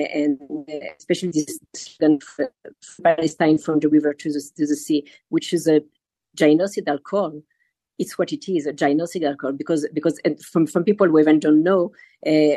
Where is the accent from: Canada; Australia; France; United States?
France; moved away; also born or lived in Israel; I know France quite well because I was born in France and raised in France